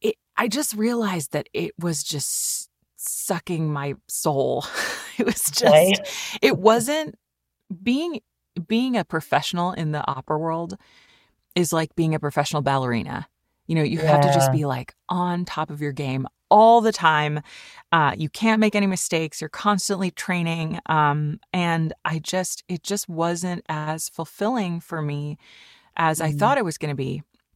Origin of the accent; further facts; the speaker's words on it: California, United States; also born or lived in Switzerland / Germany; I grew up in Switzerland for a little while because he was singing there, and in Germany. And then we moved to California when I was a kid.